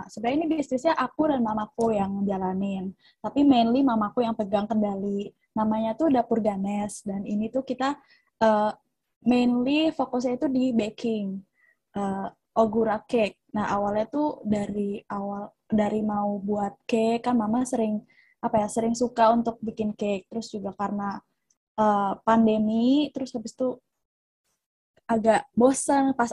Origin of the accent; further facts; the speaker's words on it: Jakarta, Indonesia; now in Yogyakarta, Indonesia; aku asal Jakarta